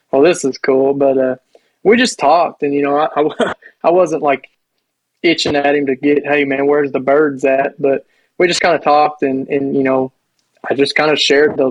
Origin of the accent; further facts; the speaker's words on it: Kentucky, United States; I'm from Kentucky